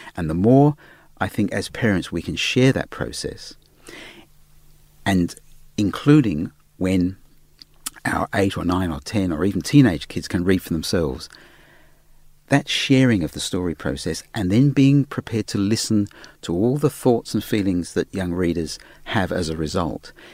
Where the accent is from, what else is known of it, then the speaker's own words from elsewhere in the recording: Australia; accent: Australian; my Australian accent